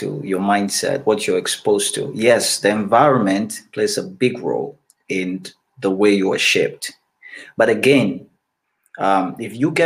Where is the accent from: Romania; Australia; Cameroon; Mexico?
Cameroon; I grew up in Cameroon